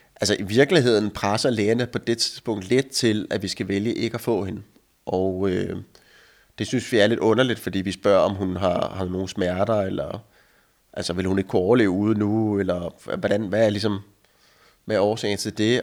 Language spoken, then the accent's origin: Danish; Denmark; also born or lived in United States; nu er jeg hjemme i Danmark